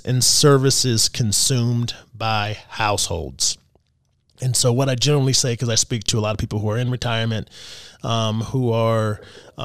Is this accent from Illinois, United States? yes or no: no; Texas, United States; now in Louisville, United States; I'm originally from Texas